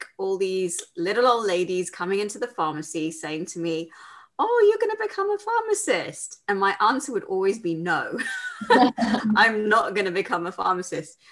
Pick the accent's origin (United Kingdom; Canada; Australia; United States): United Kingdom; London; I live in London. I was born and brought up in London